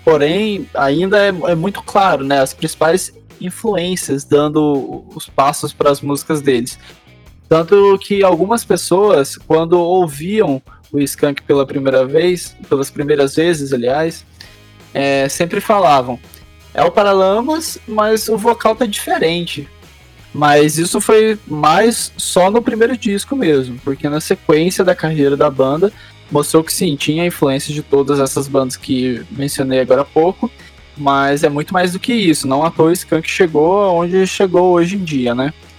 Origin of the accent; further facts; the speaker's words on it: Minas Gerais, Brazil; eu que sou lá de Minas, eu lembro exatamente, tipo, eu tinha uns 4, 5 anos